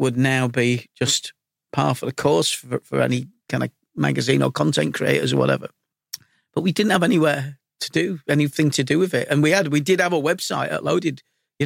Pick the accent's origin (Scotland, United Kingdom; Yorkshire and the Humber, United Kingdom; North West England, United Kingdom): Yorkshire and the Humber, United Kingdom; Leeds; also born or lived in London; Growing up in Leeds, I mean, I'm 57 now, so I'm ancient